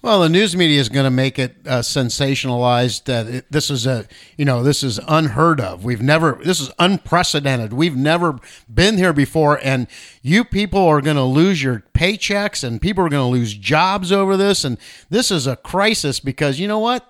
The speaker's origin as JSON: {"language": "English", "country": "United States", "said": "as American citizens"}